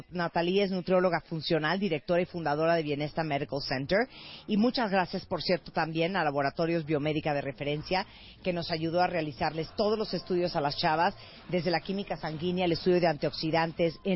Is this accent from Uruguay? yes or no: no; Japan; Yo soy japonés.